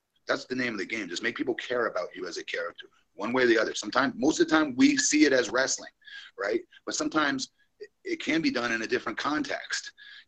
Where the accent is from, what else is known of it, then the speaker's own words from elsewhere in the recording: Florida, United States; He's a stud athlete in my home state.